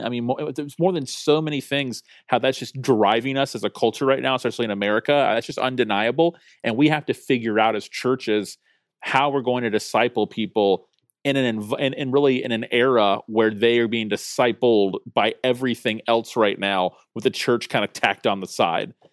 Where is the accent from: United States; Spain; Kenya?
United States; Tallahassee, Florida; I'm a pastor in Tallahassee, Florida, which is actually my hometown